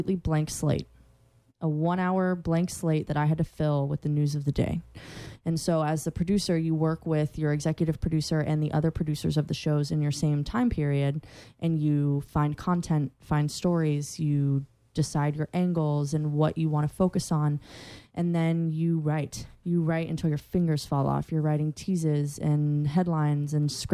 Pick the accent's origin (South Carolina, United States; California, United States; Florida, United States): Florida, United States; Central; I'm from Central Florida